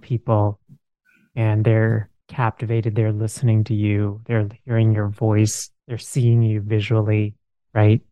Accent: India; moved away; I grew up in India

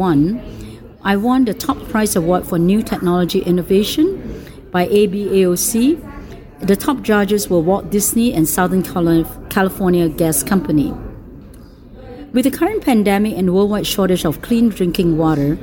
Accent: Singapore; moved away; I came from Singapore. I graduated with the University of Singapore

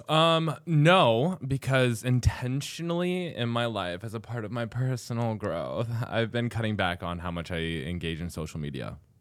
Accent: Albuquerque, New Mexico, United States; moved away as an adult; also born or lived in New York / Chicago; now in Cedar Rapids, United States; Albuquerque, New Mexico, but I moved here from New York.

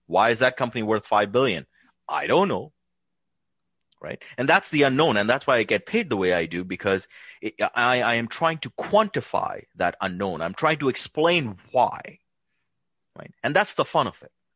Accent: India; now in United States; growing up in India

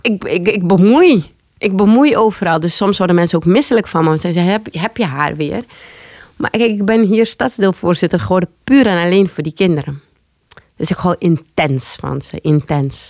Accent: Paramaribo, Paramaribo District, Suriname; also born or lived in Leiden, Netherlands / Amsterdam Zuidoost, Netherlands; now in Amsterdam, Netherlands; Ik ben geboren in Leiden. Eh, maar op mijn vierde al teruggegaan naar Paramaribo, Suriname, met mijn ouders

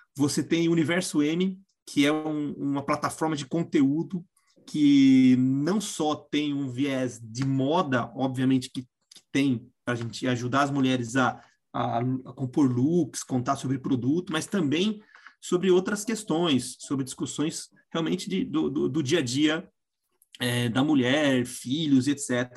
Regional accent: Jundiaí, São Paulo, Brazil; eu sou de Jundiaí, moro em Jundiaí ainda

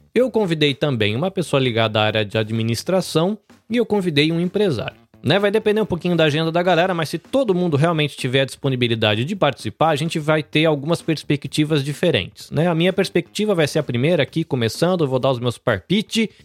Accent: Brazil; como brasileiros

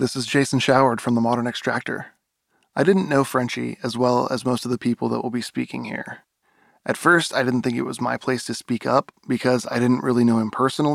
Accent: East Bay, California, United States; I grew up in the East Bay. That's my old stomping grounds

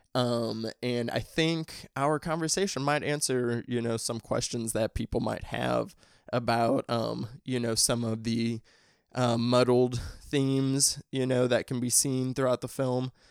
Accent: Missouri, United States; I'm from the Midwest. I'm from Missouri

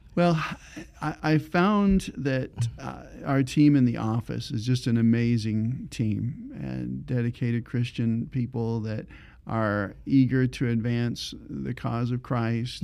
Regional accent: Ontario, Canada; moved away as an adult; I grew up in Ontario

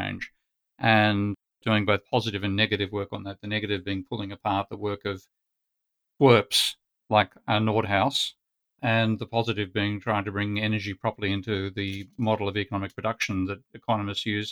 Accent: Australia; moved away; in my home country, in my hometown

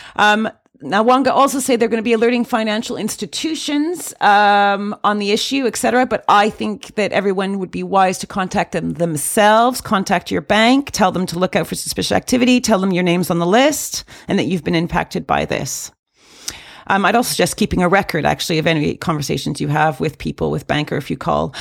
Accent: Canada; I am Canadian

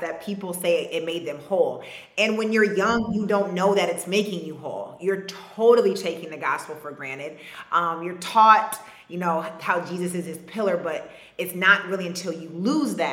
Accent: Ann Arbor, Michigan, United States; growing up in Ann Arbor

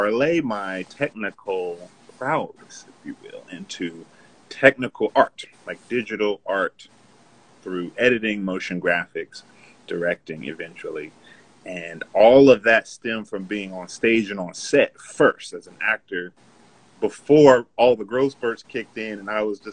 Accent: Charlotte, North Carolina, United States; moved away as an adult; also born or lived in California; I was born in Charlotte, North Carolina, and raised here

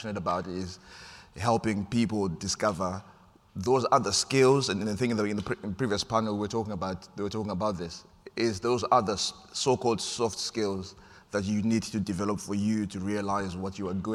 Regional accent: Ashford, South East England, United Kingdom; I'm from Ashford in Kent

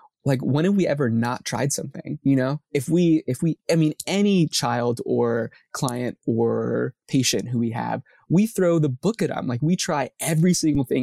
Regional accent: Corpus Christi, Texas, United States; I hail from South Texas, Corpus Christi

